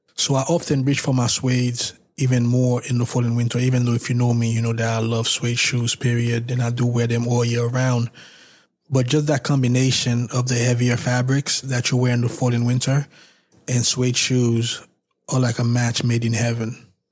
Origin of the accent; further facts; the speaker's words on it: New York, United States; I'm from New York